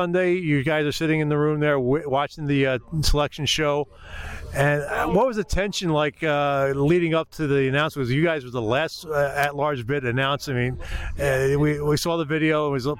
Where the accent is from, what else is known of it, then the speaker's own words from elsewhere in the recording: Philadelphia, Pennsylvania, United States; moved away; I grew up not far from there in Northeast Philadelphia. And I can honestly say, when I grew up in Northeast Philadelphia back in the 70s